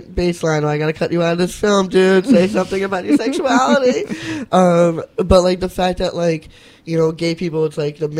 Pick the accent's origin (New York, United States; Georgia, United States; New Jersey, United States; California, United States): New York, United States; New York City; I grew up in Whitestone, Queens